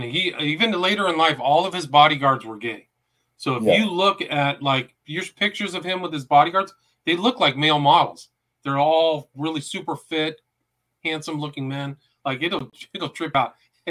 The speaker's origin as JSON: {"language": "English", "region": "California", "country": "United States", "tie": "born or raised there", "said": "when I grew up in Northern California, there was a sociological study of what happens in some public bathrooms."}